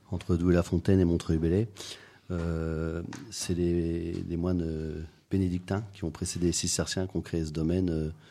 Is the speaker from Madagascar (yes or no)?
yes; Madagascar; also born or lived in Belgium / West Africa; Alors moi je suis né en Belgique, j'ai grandi à Madagascar. Euh, en Afrique de l'Ouest aussi.